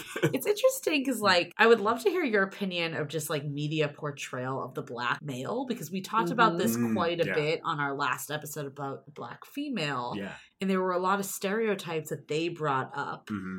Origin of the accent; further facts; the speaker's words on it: East Coast, United States; now in San Francisco, United States; I'm from the East Coast originally